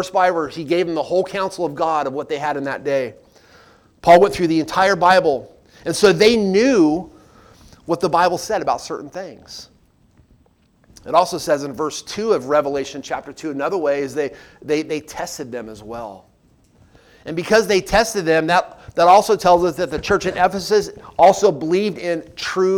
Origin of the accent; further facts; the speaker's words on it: Southern California, United States; now in Pigeon Forge, United States; I grew up out west in Southern California